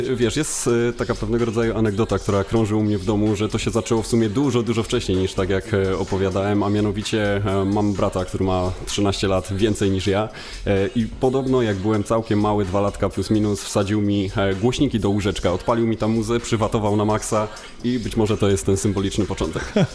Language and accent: Polish; Tychy, Silesian Voivodeship, Poland